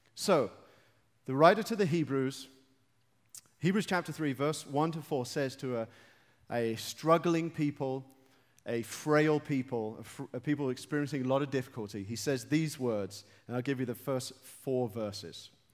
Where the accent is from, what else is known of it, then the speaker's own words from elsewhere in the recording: London, United Kingdom; I'm from London.